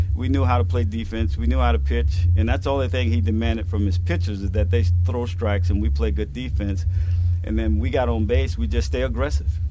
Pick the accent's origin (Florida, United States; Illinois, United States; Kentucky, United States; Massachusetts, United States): Florida, United States; Jacksonville; moved away; here in my hometown where it all began for me